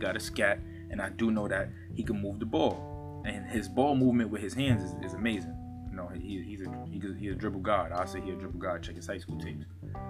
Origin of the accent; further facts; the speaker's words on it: New York City, New York, United States; Me being a New Yorker